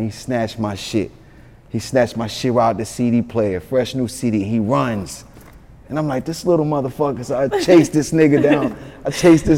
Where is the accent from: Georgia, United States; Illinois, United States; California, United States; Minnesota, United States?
Georgia, United States; Atlanta; also born or lived in Yonkers, New York; I'm from Atlanta, but I was born in Yonkers, raised in Atlanta. But I was been in Atlanta since I was 3 years old.